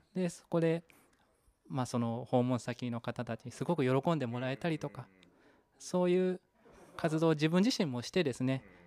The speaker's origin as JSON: {"language": "Japanese", "region": "Kanagawa", "country": "Japan", "tie": "born or raised there", "also_born_or_lived": "Sayama, Saitama / Tokyo", "moved": "as an adult", "lives_now": "Kawagoe, Japan", "said": "私は出身は神奈川県"}